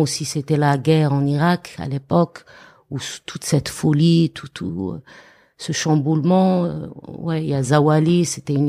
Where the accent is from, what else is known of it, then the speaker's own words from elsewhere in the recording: Béchar, Béchar Province, Algeria; moved away as an adult; also born or lived in Paris, France; now in France; je venais du Char mhm. d'Algérie